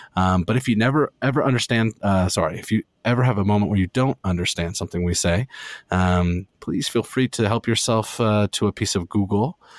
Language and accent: English; Canada; as a Canadian board gamer